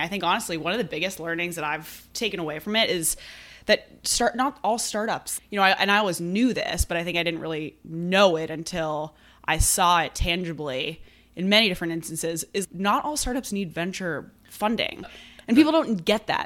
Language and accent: English; Brookline, Massachusetts, United States; I grew up in Brookline, which is, you know, right outside of Boston. So I've always been here